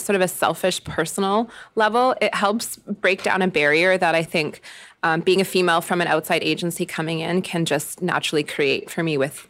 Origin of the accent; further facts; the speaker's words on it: Jasper, Alberta, Canada; I'm from Jasper and I'm a person with no children